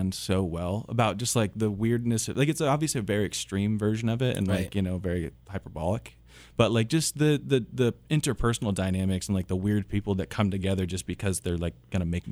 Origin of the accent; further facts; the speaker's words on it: Lansing, Kansas, United States; I grew up over in Lansing.